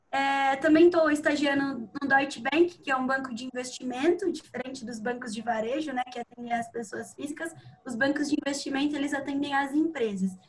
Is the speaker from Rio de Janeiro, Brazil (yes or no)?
no; Sorocaba, São Paulo, Brazil; now in Piracicaba, Brazil; eu tenho 21 anos, eu sou natural de Sorocaba.